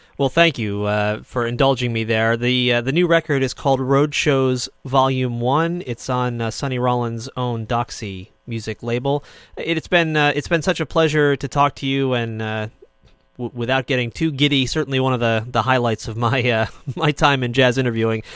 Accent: Lenox, Massachusetts, United States; my hometown is Lenox, Massachusetts

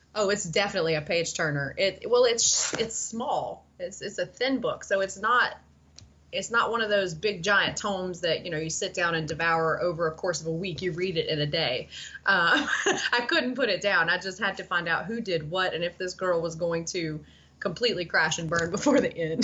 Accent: Tennessee, United States; I grew up in Tennessee

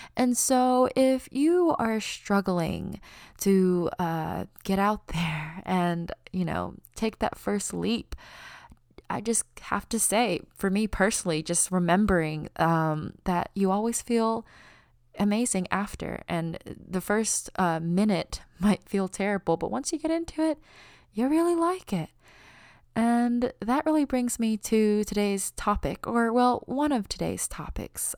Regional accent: United States; accent: American; My parents were born in China, but they immigrated to the United States, and I was born here, and it is the only place I have lived my entire life.

